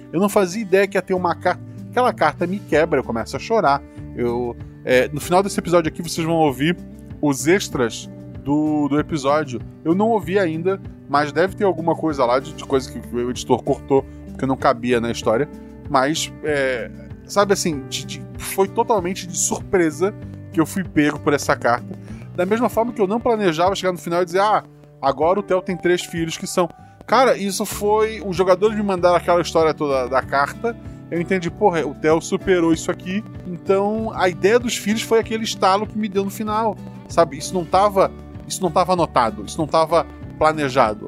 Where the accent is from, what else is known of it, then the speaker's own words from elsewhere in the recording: Florianópolis, Santa Catarina, Brazil; moved away as an adult; eu nasci em Florianópolis, vivi lá até os 24 anos